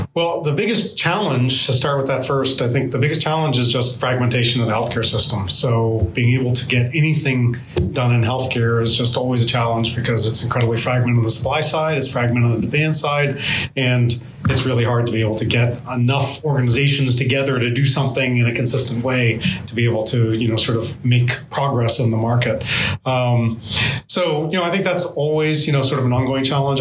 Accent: Lowell, Massachusetts, United States; also born or lived in Boston; I grew up in Lowell, outside of Lowell

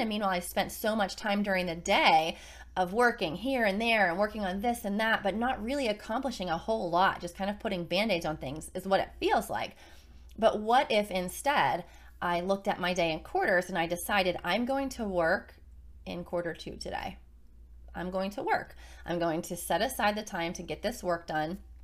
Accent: Carmichaels, Pennsylvania, United States; now in Virginia Beach, United States; where we grew up in Carmichael's, Pennsylvania, both of us

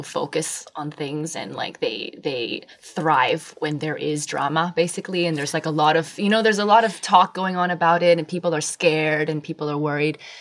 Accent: Singapore; my dad is Austrian. My mom is from Hong Kong. Born and raised in Singapore

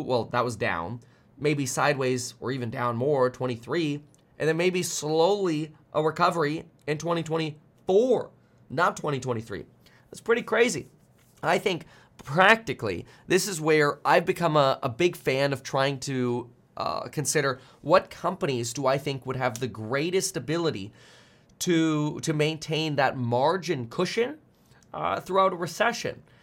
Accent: South Florida, United States; also born or lived in Germany; now in California, United States; I grew up in South Florida

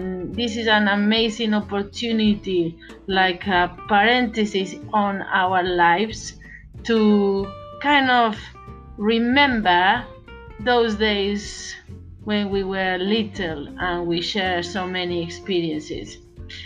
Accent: Galicia, Spain; I am from Galicia

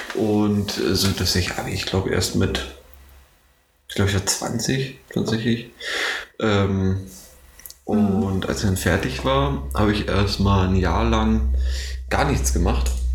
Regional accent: Neuruppin, Brandenburg, Germany; Ich komme ursprünglich aus Neuruppin, das ist so ja, also 70 Kilometer, Kilometer nördlich von Potsdam. Und ähm, da hatten wir an unserer Schule eine Sozialarbeiterin

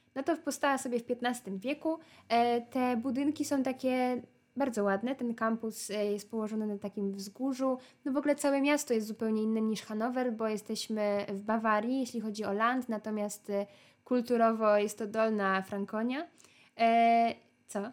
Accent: Poland

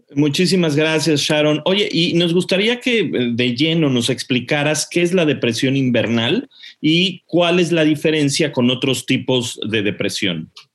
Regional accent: Mexico; now in England; somos muchos los mexicanos que vivimos en el extranjero, ¿no? En mi caso yo vivo en Inglaterra

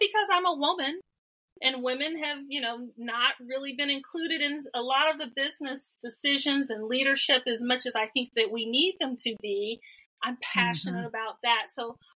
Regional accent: Atlanta, Georgia, United States; I'm an Atlanta girl. I am a Georgia peach, but I grew up in Atlanta

